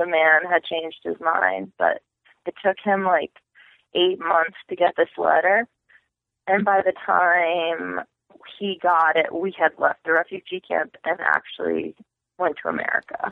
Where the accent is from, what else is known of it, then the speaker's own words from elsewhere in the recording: Madison, Connecticut, United States; also born or lived in Poland / Texas; I was raised in Connecticut, actually. So, like, small, small town Connecticut in a place called Madison